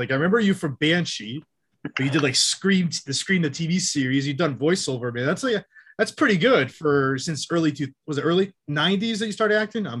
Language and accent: English; Western Massachusetts, United States; I'm from Western Mass. About an hour and 20 minutes or so away from Boston.